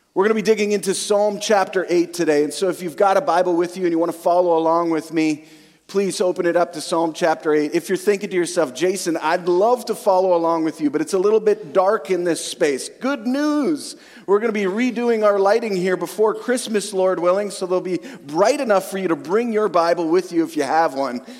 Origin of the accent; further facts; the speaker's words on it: Western Canada, Canada; also born or lived in central Alberta; now in Eastern/central Canada; I grew up in Western Canada